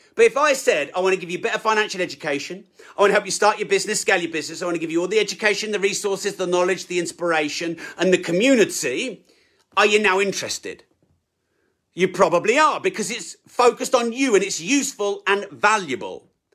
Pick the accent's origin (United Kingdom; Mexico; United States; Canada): United Kingdom; I'm British